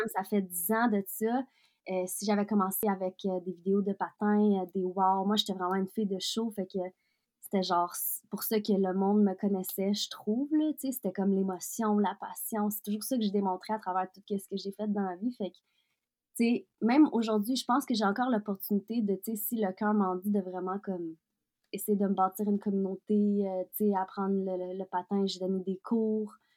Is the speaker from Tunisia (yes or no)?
no; Quebec, Canada; also born or lived in Russia; je suis maintenant, je suis québécoise, je suis canadienne, je suis russe aussi